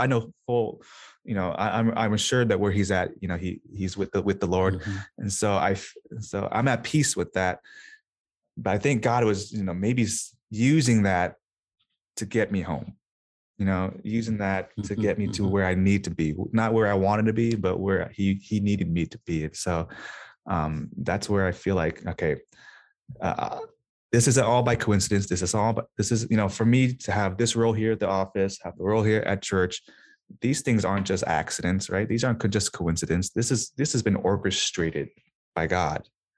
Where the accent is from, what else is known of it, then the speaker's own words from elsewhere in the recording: Des Moines, Iowa, United States; moved away; also born or lived in Minnesota; Hey, I was born and raised in Des Moines, Iowa.